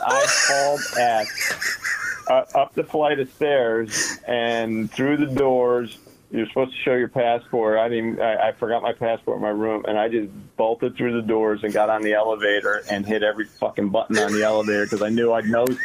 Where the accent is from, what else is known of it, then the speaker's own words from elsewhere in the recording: Toms River, New Jersey, United States; I'm a kid from Tom's River